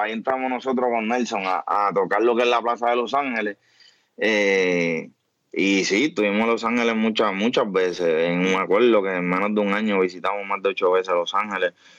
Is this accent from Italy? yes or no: no; Trujillo Alto, Puerto Rico; yo soy natural de Trujillo